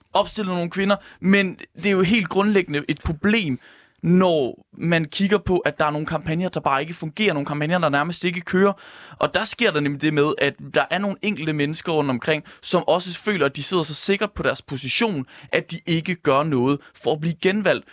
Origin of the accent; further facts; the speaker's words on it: Ringkøbing-Skjern Municipality, Central Denmark Region, Denmark; nu er jeg selv fra Ringkøbing Skjern Kommune